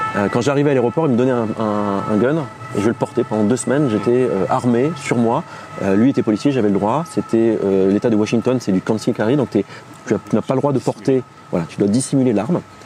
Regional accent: Clermont-Ferrand, Auvergne-Rhône-Alpes, France; moved away as an adult; also born or lived in Bordeaux; now in Paris, France; toute ma jeunesse, au collège et au lycée, c'était karaté, karaté, karaté, karaté. Karaté euh, traditionnel, karaté en compétition, en kata, en combat, tout ce que tu veux, en Auvergne.

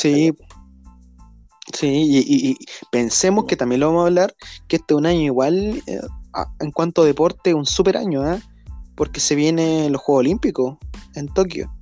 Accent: Chile; somos chilenos

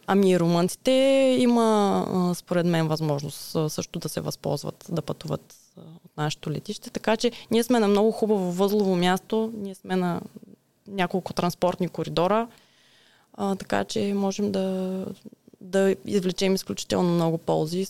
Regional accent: Ruse, Ruse Province, Bulgaria; Аз съм от Русе, да. Тук съм родена, тук съм израснала

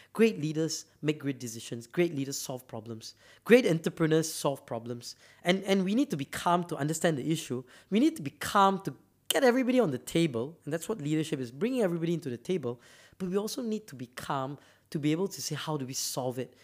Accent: Malaysia; I'm from Malaysia

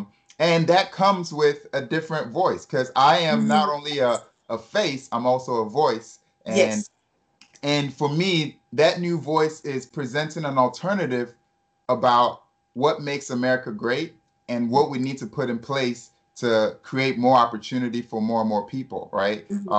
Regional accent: United States; born there; And then in 1986, I was born, and I was born here in the States.

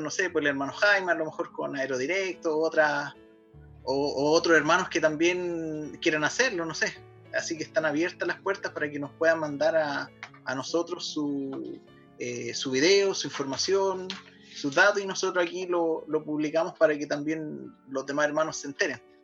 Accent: Chile; somos chilenos

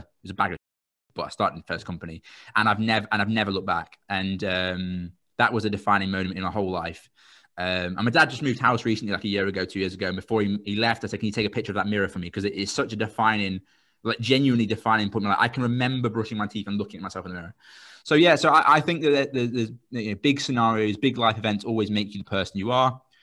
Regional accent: Royston, East of England, United Kingdom; I'm from a place called Royston.

